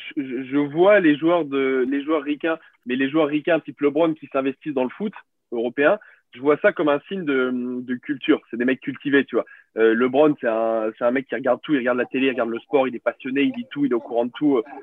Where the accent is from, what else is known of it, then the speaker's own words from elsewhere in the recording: Béziers, Occitania, France; j'ai grandi, euh, grandi à Béziers, euh, à côté de Montpellier